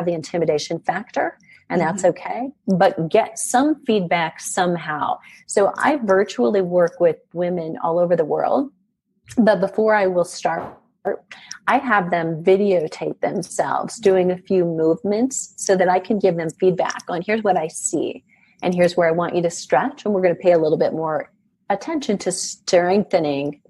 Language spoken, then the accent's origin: English; Iowa, United States; moved away; I'm originally from Iowa